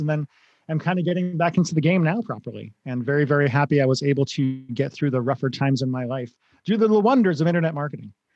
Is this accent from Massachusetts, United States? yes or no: yes; Grafton, Massachusetts, United States; moved away as an adult; also born or lived in Los Angeles; I grew up in Grafton, Massachusetts.